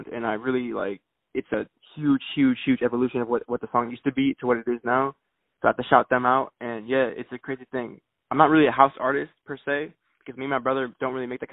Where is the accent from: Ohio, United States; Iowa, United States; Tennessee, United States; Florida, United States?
Florida, United States; Broward County, South; also born or lived in Chicago, Illinois; I'm from South Florida. Well, I was born in Chicago. I moved to South Florida when I was 4 years old. So I'm from Broward County right now.